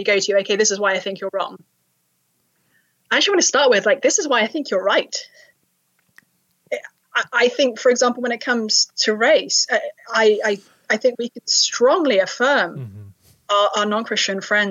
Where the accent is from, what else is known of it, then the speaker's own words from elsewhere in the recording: London, United Kingdom; now in Cambridge, Massachusetts, United States; I was raised in London.